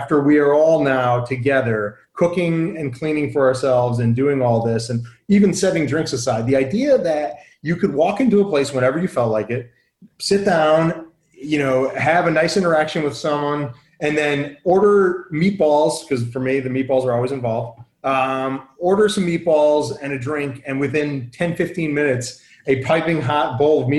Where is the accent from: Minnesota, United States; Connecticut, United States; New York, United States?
Connecticut, United States; Southern; I grew up in Southern Connecticut